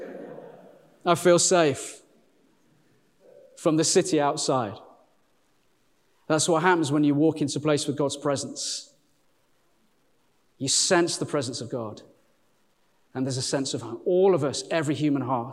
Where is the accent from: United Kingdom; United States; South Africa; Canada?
United Kingdom; Walsall, near Birmingham, West Midlands; accent: Birmingham; now in Sheffield, United Kingdom; I'm from a little place, born in a place called Warsaw, which is just outside Birmingham